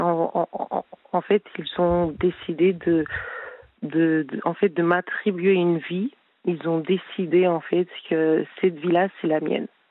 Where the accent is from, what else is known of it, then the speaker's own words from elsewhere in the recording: Spain; first language Spanish; French is a second language; now in Paris, France; j'ai de la famille en Espagne. Je passe beaucoup de temps en Espagne. Enfin, bah, enfin, j'ai d'ailleurs fait mon enfance, ma langue maternelle c'est l'espagnol